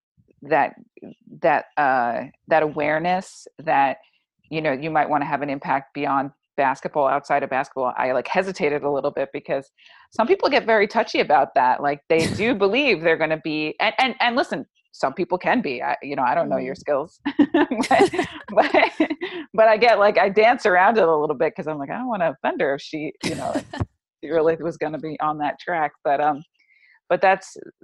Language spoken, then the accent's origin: English; Long Island, New York, United States; I'm from Long Island